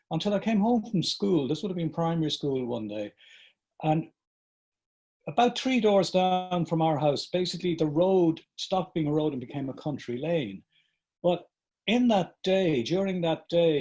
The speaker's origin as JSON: {"language": "English", "town": "Dublin", "region": "Leinster", "country": "Ireland", "tie": "born or raised there", "said": "a suburb called Kilbarrick. It's on the coast, so it's northeast Dublin"}